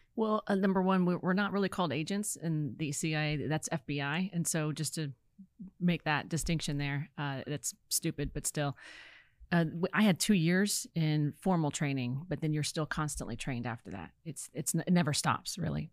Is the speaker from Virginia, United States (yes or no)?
yes; Virginia, United States; moved away as an adult; also born or lived in California; I'm from Virginia